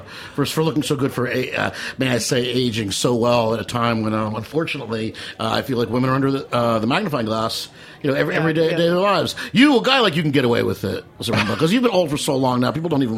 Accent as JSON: {"language": "English", "town": "Metuchen", "region": "New Jersey", "country": "United States", "said": "I'm Metuchen."}